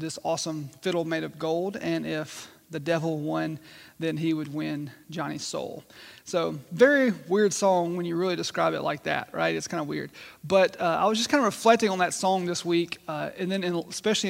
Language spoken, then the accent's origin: English; Mississippi, United States; growing up in Mississippi